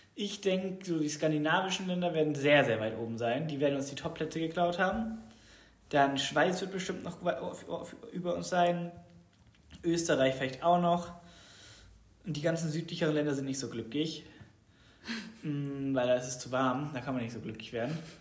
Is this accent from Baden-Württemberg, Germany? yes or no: yes; Baden-Württemberg, Germany; weil ich aus Baden-Württemberg komme